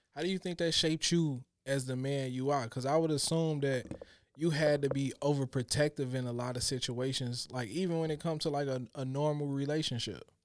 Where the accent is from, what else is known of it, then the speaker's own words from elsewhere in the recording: Chicago, Illinois, United States; growing up in Chicago, we always had to be hard